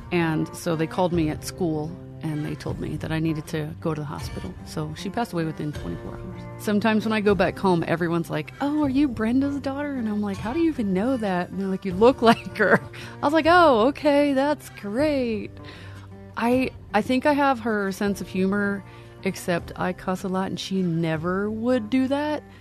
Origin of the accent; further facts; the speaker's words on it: Lancaster County, Pennsylvania, United States; I am originally from Pennsylvania. I grew up in Lancaster County, uh, which is home of the Amish.